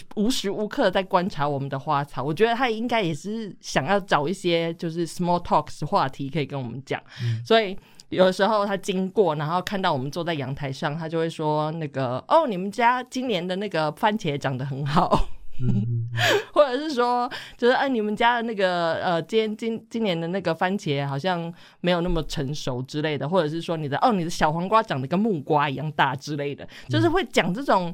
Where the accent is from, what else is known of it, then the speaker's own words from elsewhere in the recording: Taiwan; 我们台湾人